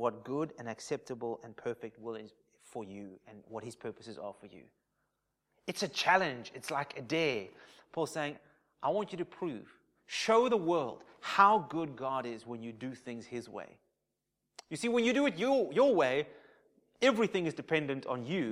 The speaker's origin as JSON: {"language": "English", "country": "South Africa", "said": "I'm South African, probably predominantly of English influence"}